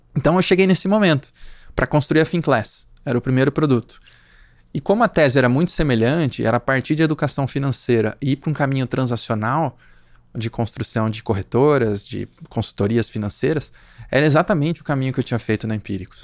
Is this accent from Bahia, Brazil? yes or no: no; Limeira, São Paulo, Brazil; moved away as an adult; also born or lived in São José do Rio Preto / Campinas; now in São Paulo, Brazil; sou do interior de São Paulo, de Limeira